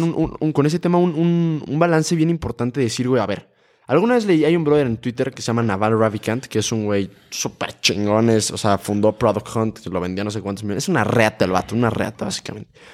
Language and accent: Spanish; Uruapan, Michoacán, Mexico; yo soy de Uruapan, Michoacán